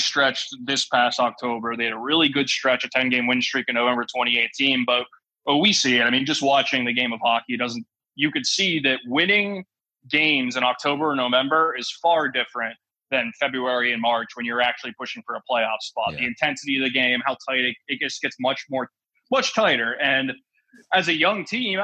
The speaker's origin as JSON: {"language": "English", "town": "Pittsburgh", "region": "Pennsylvania", "country": "United States", "tie": "born or raised there", "said": "I grew up in Pittsburgh, like in the Pittsburgh area"}